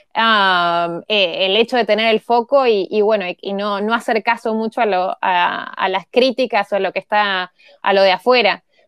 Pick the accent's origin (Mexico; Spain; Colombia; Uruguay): Uruguay; Montevideo; moved away; nací en Montevideo